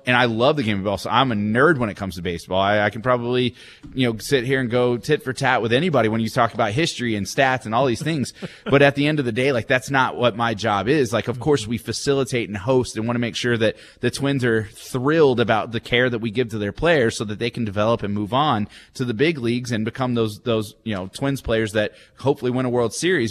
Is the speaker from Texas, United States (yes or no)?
yes; McKinney, Texas, United States; moved away as an adult; also born or lived in Amarillo; now in Wichita, United States; I grew up in McKinney, like I mentioned, it's about 36 miles north of Dallas